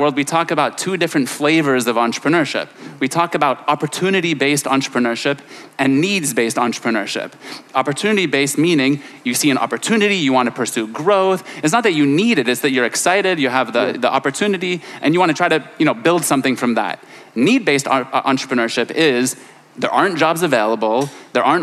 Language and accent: English; Silicon Valley, California, United States; moved away as an adult; now in Lebanon; I grew up in California in Silicon Valley